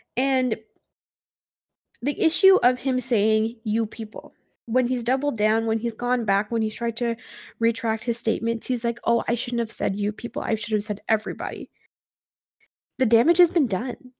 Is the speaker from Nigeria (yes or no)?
no; Canada; a Canadian Sikh